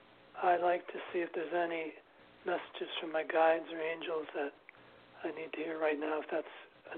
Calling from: New York City, New York, United States; I'm calling from New York City.

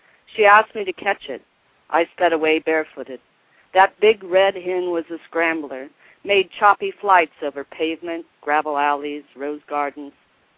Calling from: Selah, Washington, United States; From Selah, Washington.

